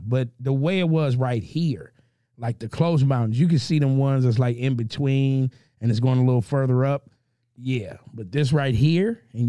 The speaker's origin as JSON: {"language": "English", "town": "Pasadena", "region": "California", "country": "United States", "said": "being from Dena"}